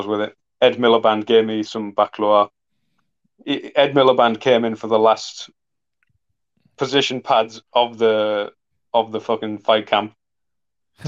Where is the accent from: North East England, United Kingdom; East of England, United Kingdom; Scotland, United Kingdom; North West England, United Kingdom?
North East England, United Kingdom; Middlesbrough; people in my hometown happy